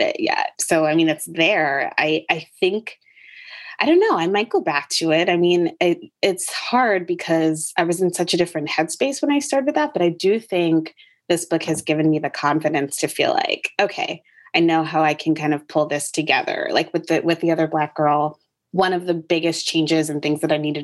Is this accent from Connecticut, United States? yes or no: yes; Connecticut, United States; born or raised there; also born or lived in North Carolina; now in Brooklyn, United States